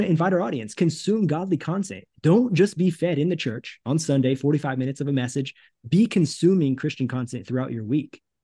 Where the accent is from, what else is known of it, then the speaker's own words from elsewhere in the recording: United States; moved away as an adult; also born or lived in Thailand / Cambodia; now in Brazil; it's been about five years since I've been in the States with my family